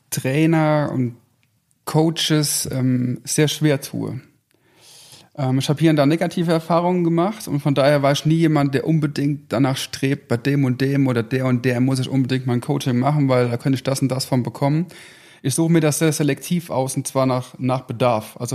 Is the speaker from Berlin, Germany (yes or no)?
no; Rhineland-Palatinate, Germany; Ähm, meine Frau und ich, wir sind beides überzeugte Westerwälder. Wir kommen gebürtig aus dem, aus dem Westerwald.